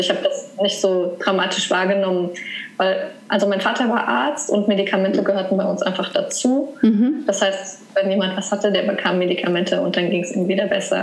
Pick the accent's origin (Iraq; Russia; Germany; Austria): Germany; Saarland; moved away; Meine Geschwister sind aber alle im, im Saarland geblieben, wo ich herkomme